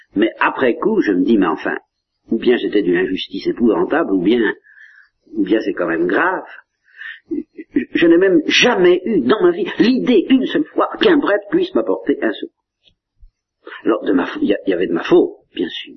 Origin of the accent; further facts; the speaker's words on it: Normandy, France; je suis normand